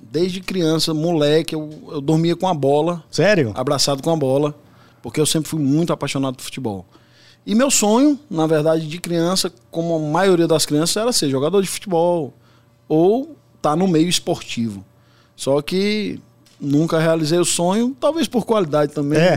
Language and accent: Portuguese; Brasília, Federal District, Brazil; born there; also born or lived in São Paulo; now in Fortaleza, Brazil; Eu moro em Fortaleza, mas nasci em Brasília, morei muito tempo aqui em São Paulo